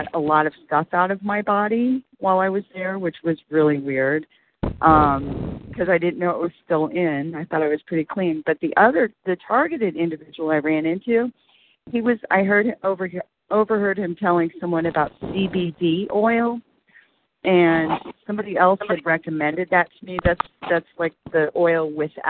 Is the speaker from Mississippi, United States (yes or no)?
no; Oklahoma City, Oklahoma, United States; I'm from Oklahoma City